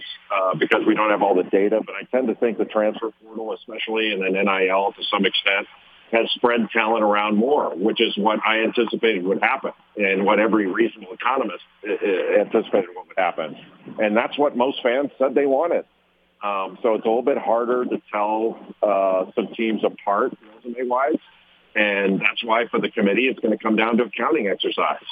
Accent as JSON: {"language": "English", "town": "Los Angeles", "region": "California", "country": "United States", "tie": "born or raised there", "said": "I grew up in Los Angeles"}